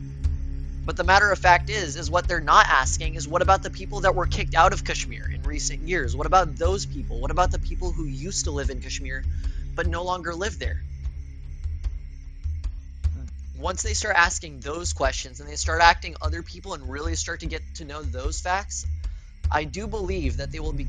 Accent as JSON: {"language": "English", "town": "Detroit", "region": "Michigan", "country": "United States", "tie": "born or raised there", "said": "I was born in Detroit"}